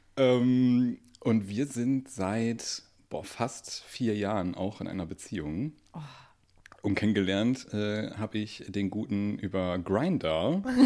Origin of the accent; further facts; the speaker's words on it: Duisburg, North Rhine-Westphalia, Germany; ich komme aus Duisburg